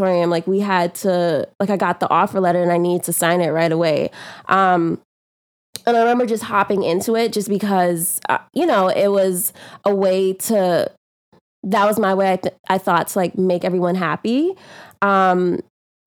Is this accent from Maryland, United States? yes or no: no; New York, United States; accent: New York; also born or lived in Guyana; it's a New York accent, but I was born in Guyana. My family's from Guyana. I came to New York when I was about eight or nine